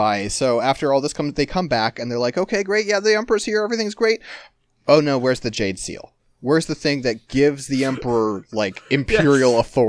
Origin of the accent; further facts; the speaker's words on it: United States; I'm from the United States.